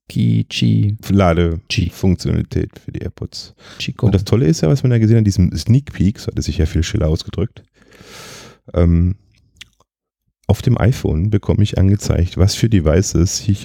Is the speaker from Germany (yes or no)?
yes; Baden-Württemberg, Germany; und ich bin Schwabe und ich weiß es auch.